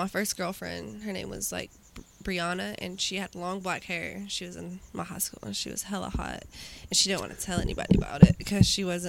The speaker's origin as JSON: {"language": "English", "region": "Georgia", "country": "United States", "also_born_or_lived": "Tennessee", "moved": "yes", "said": "she's like Georgia, and I was like, no way. I was like, me too."}